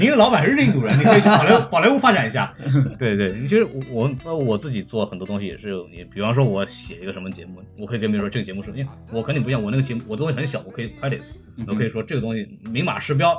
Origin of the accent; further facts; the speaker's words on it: China; now in United States; 对，这也是我们为什么作为一个中国人前仆后继跑这儿来学东西的原因。